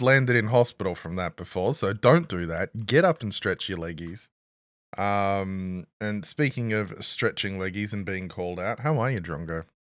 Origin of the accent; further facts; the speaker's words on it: Australia; we're both Australian